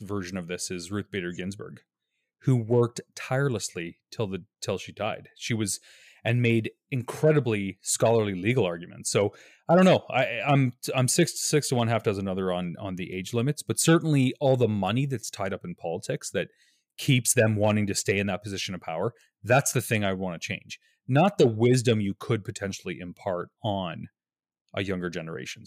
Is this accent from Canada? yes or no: yes; Canada